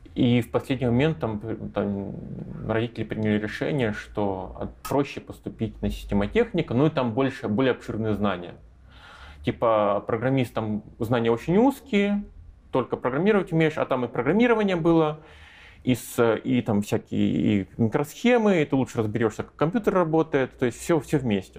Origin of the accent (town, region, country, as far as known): Russia; moved away as an adult; now in Minsk, Belarus